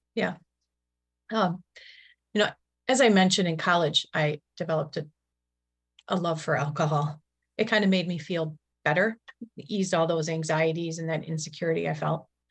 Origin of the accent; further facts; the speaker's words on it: Milwaukee, Wisconsin, United States; I grew up in Milwaukee, Wisconsin